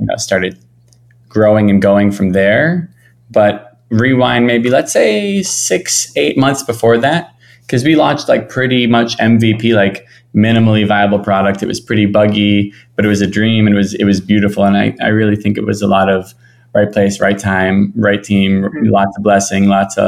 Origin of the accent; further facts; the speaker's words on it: Miami Beach, Florida, United States; moved away as an adult; I'm from Miami Beach, Florida, born and raised.